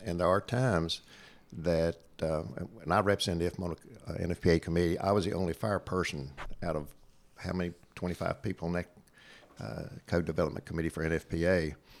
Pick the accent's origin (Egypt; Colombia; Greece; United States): United States; Southwest Virginia; accent: hillbilly twang; I came from Southwest Virginia and have a little bit of a hillbilly twang